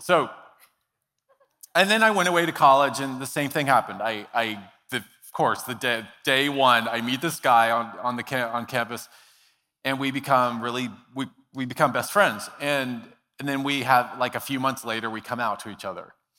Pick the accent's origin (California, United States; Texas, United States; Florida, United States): Texas, United States; Dallas; I grew up in Dallas, Texas